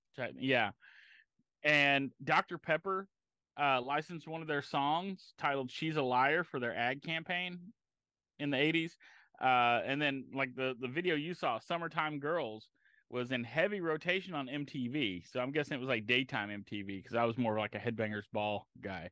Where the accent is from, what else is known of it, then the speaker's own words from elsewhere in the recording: Galveston, Texas, United States; I grew up near Galveston